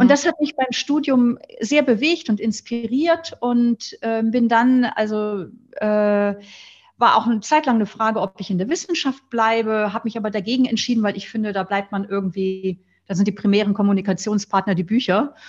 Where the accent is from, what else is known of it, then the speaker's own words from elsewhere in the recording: near Flensburg, Schleswig-Holstein, Germany; Ich bin am Meer aufgewachsen in der Nähe von Flensburg